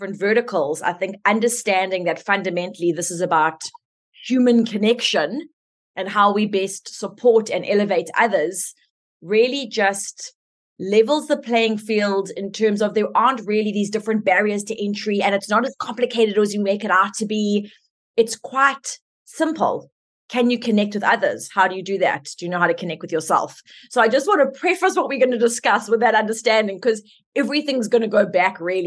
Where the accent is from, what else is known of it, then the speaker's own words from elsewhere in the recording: South Africa; I'm South African, so let's just start with my accent